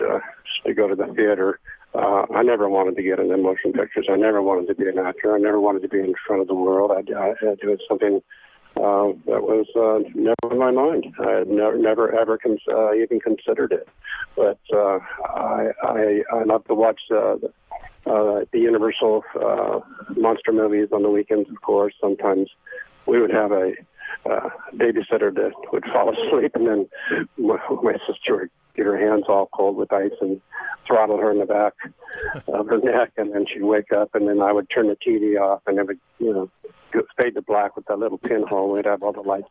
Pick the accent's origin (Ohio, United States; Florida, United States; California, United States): California, United States; Santa Monica; also born or lived in Long Beach, California; I was born in Los Angeles on the west side, actually Long Beach. Then we moved to Santa Monica, 1948.